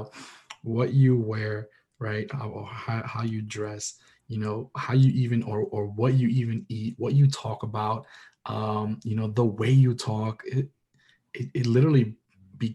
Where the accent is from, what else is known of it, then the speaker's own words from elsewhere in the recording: New York City, New York, United States; I'm a New Yorker, Dominicano